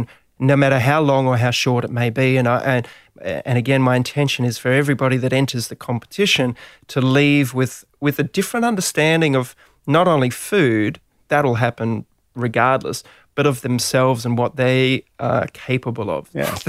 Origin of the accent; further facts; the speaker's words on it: Gold Coast, Queensland, Australia; moved away; also born or lived in Melbourne / Sydney; I was a surfer from the Gold Coast